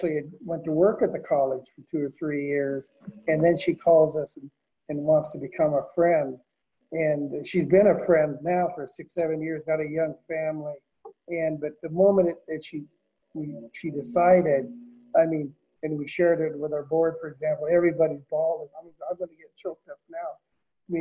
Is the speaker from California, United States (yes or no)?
no; Portland, Oregon, United States; I grew up in North Portland